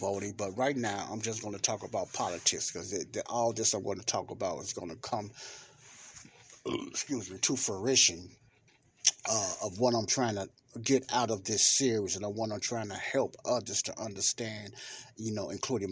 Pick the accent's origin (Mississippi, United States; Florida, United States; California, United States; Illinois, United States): Illinois, United States; Chicago; I grew up in Chicago